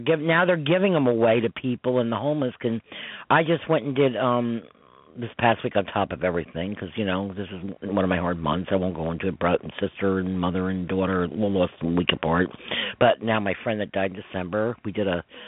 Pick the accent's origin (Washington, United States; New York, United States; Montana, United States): New York, United States; Westchester; from New York, from Westchester